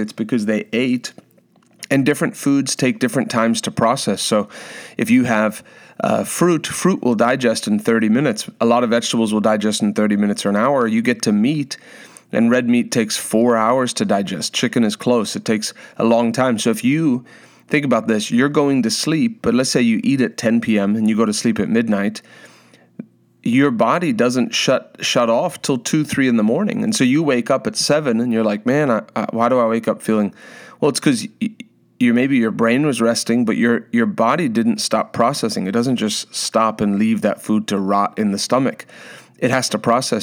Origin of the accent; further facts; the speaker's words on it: South Africa; moved away; growing up in South Africa